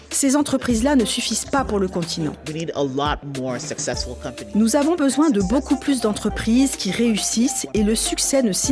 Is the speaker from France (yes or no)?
no; Nigeria; moved away; Je suis retournée dans mon pays d'origine, le Nigeria, et comme j'avais aussi une formation en développeuse web